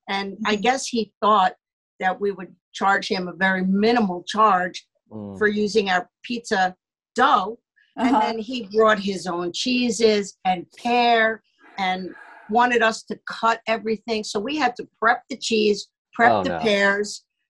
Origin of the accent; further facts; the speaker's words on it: New York, United States; So I'm a New Yorker.